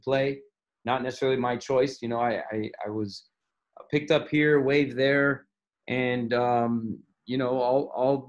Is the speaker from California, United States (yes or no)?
no; Miami, Florida, United States; I grew up in Miami, Florida.